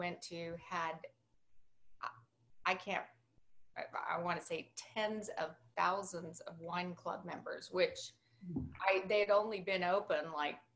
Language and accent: English; Alpine, Texas, United States; Joe and I grew up in a small town called Alpine. It's in West Texas, it's a town of 5,000 people